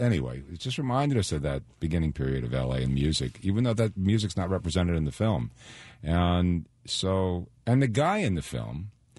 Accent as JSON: {"language": "English", "region": "New York", "country": "United States", "tie": "born or raised there", "moved": "yes", "said": "I'm from New York, and I played in a little concrete park"}